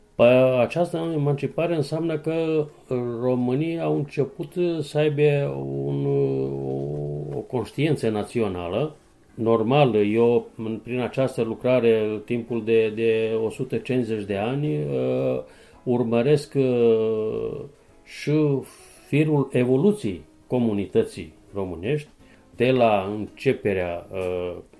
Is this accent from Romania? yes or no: no; Timok Valley, Southern and Eastern Serbia, Serbia; sunt omul locului